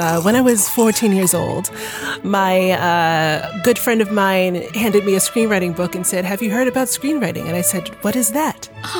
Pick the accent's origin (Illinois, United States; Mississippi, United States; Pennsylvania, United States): Pennsylvania, United States; Philadelphia; now in Los Angeles, United States; I am from Philadelphia.